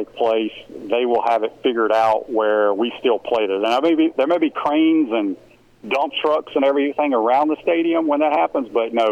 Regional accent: Cleveland, Mississippi, United States; moved away as an adult; also born or lived in Pascagoula, Mississippi; now in Florida, United States; I grew up basically in Cleveland, Mississippi, up in the Delta, until after my sophomore year, my dad got the job at Pascagoula, and then I was down there for 2 years.

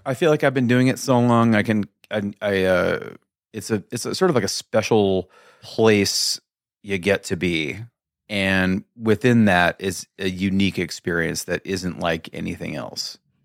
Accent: Mesa, Arizona, United States; also born or lived in Kansas; moved around a little bit as a little kid, little kid, a wee lad, and then ended up here in, um, like I said, like, preschool

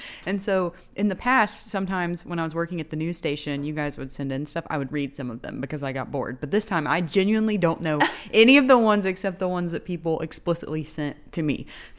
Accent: the South, United States; growing up in the South

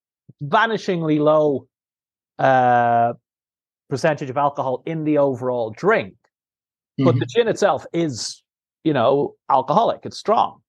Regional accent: Ireland; I am the Irishman who's not a Guinness drinker.

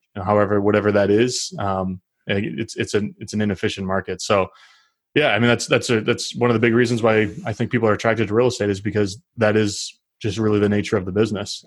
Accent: Northeast, United States; I'm from the Northeast.

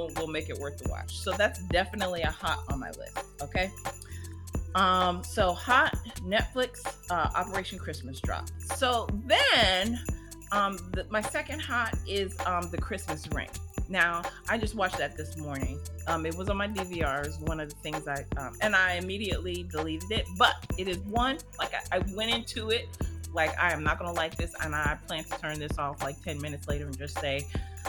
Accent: Washington, District of Columbia, United States; I was born in D.C., so, you know, that's like my hometown town

